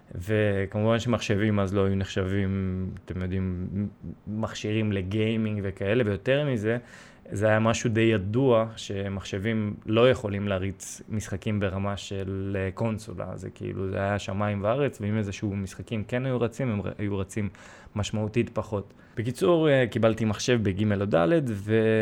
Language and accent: Hebrew; Israel; first language Russian; Hebrew is a second language; also born or lived in Sevastopol, Crimea; נולדתי בסיבסטופל, באתי לפה בגיל שלוש, למדתי עברית די מהר